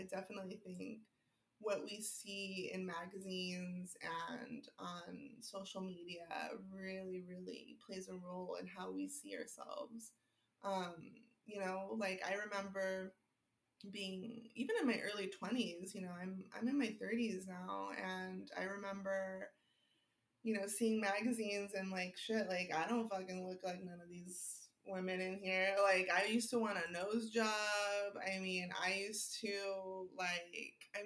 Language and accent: English; Los Angeles, California, United States; I grew up in West LA. I grew up in Palms, like, you know, since I was like two